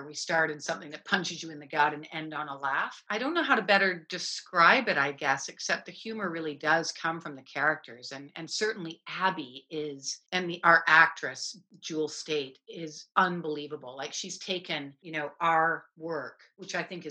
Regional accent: Canada; I'm a Canadian

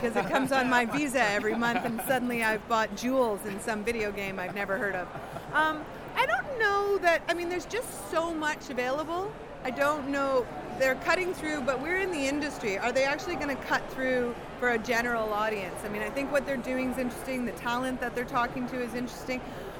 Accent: Canada; for us as Canadian, I mean, they're available in Canada, but it's a very different business model.

